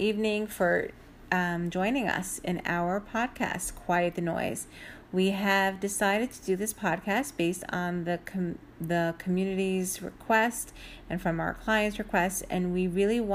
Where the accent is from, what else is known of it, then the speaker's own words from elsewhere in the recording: New York City, New York, United States; my sister and I grew up in Brooklyn